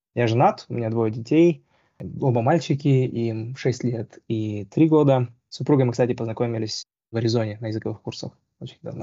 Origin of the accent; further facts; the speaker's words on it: Almaty, Kazakhstan; moved away as an adult; also born or lived in Moscow / Arizona / Indiana / California; now in Seattle, United States; Я на самом деле вырос в Алмате, закончил республиканскую физмат-школу